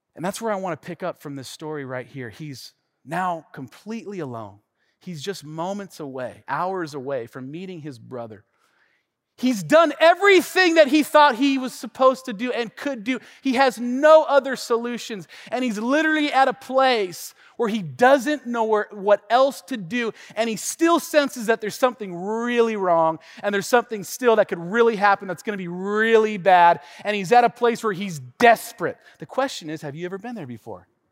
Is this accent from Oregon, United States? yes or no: no; Tacoma, Washington, United States; also born or lived in Tennessee; I grew up here in the Northwest, specifically the North End of Tacoma, born and raised